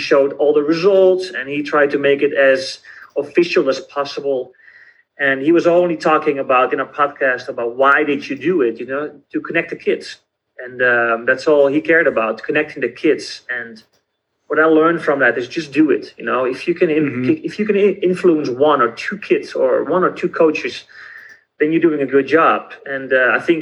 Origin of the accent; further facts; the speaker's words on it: Netherlands; I'm from the Netherlands, so I have a very different background